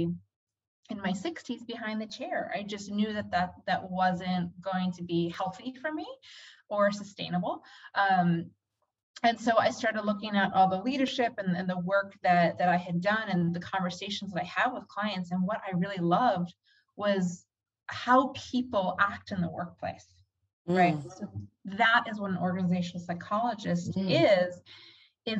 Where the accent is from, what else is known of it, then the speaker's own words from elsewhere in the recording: United States; moved away as an adult; also born or lived in Philadelphia / New York City; was born and raised on the East Coast, Philadelphia, New York City